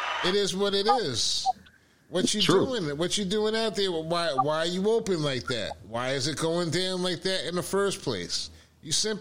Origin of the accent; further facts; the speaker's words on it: New York, United States; moved away as an adult; also born or lived in Washington, D.C.; I'm from New York